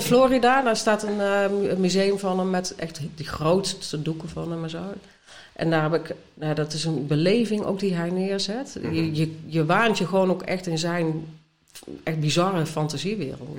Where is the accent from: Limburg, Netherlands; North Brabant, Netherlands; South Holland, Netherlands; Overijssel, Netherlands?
North Brabant, Netherlands; moved away; ik kom uit Brabant van oorsprong